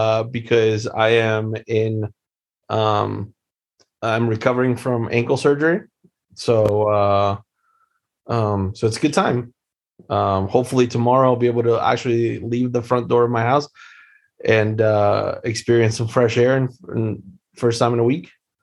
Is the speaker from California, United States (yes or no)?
no; Wilmington, Delaware, United States; born there; I was born in Wilmington, actually.